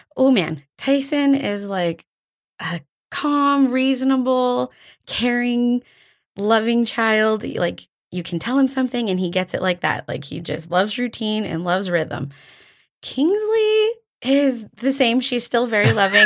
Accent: Drayton Valley, Alberta, Canada; moved away as an adult; also born or lived in Calgary; now in Airdrie, Canada; I was born and raised in Drayton Valley.

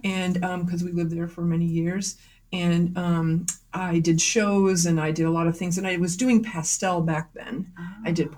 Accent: Millers Falls, Massachusetts, United States; now in Northampton, New Hampshire; I grew up in Western Massachusetts in a small town called Miller's Falls

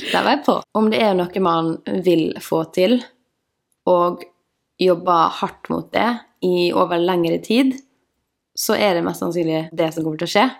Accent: Møre og Romsdal, Norway; also born or lived in Ålesund; now in Oslo, Norway; Jeg kommer fra Ålesund. Vokste opp i en sånn liten bygd som heter Emlem

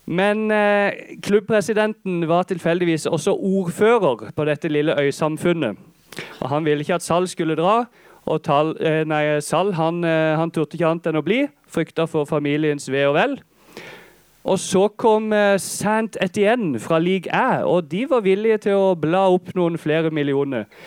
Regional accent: Holum, Agder, Norway; Jeg kommer fra Holum. Jeg er statssupporter siden lenge siden.

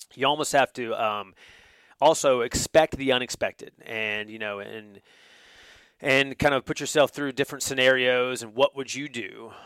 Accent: North Carolina, United States; now in Georgia, United States; I grew up in North Carolina, where college basketball is king

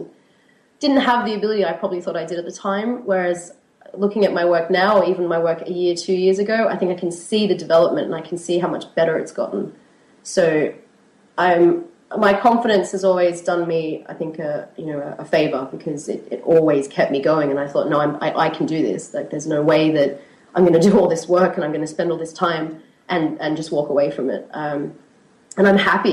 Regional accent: Australia; moved away as an adult; now in Edinburgh, United Kingdom; I was born in Australia. I've been living in Edinburgh for the past 4 years.

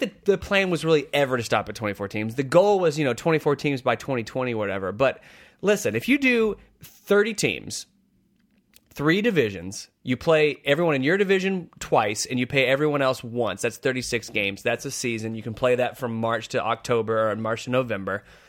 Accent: United States; as an American

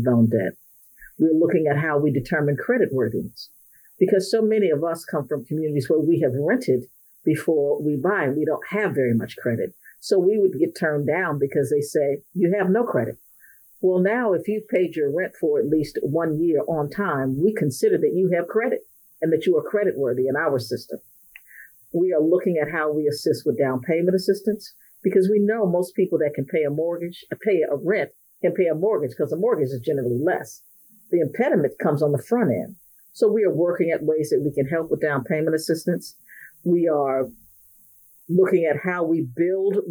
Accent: Cleveland, Ohio, United States; I grew up in Cleveland

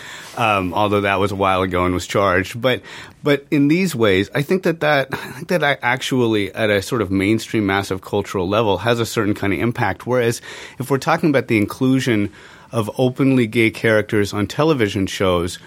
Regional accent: San Francisco Bay Area, California, United States; I grew up in the San Francisco Bay Area

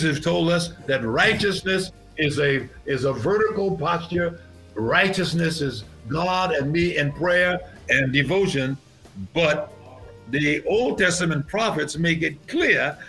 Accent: New York, United States; When I grew up in New York and when I pastored in New York

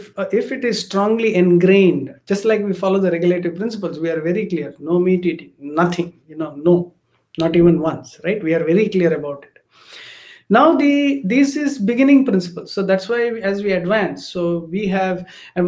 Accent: South India, India; I come from the Brahmin, Gaur Saraswat Brahmin community from South India

